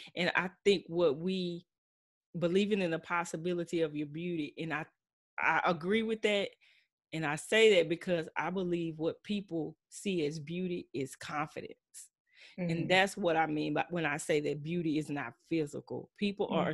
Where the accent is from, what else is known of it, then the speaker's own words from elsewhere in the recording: Texas, United States; I'm true Texan, true Southside